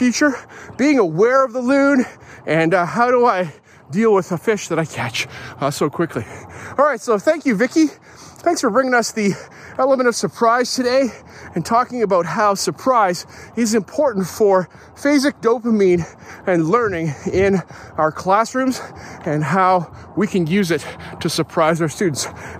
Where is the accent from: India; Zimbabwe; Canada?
Canada; I grew up in white Canada